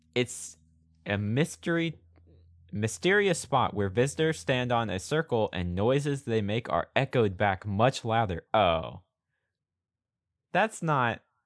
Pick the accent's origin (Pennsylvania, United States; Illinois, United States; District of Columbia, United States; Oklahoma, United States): Oklahoma, United States; born or raised there